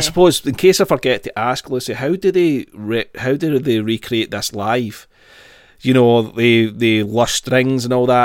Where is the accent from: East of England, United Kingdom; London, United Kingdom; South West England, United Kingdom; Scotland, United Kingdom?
Scotland, United Kingdom; Glasgow; born or raised there